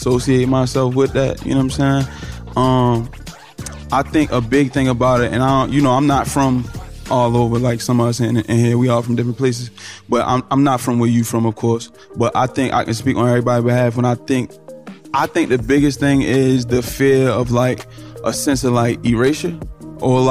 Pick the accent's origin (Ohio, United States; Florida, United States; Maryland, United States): Maryland, United States; Baltimore; I'm from Baltimore, Maryland